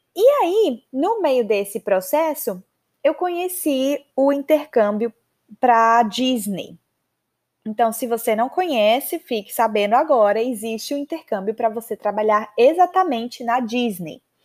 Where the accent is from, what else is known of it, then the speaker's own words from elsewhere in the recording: Maceió, Alagoas, Brazil; moved away as an adult; also born or lived in São Paulo, Brazil / United States / Canada; Eu sou de Maceió